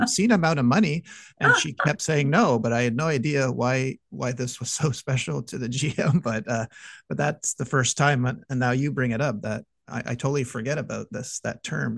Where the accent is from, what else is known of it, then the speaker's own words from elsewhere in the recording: Montreal, Quebec, Canada; I'm from Montreal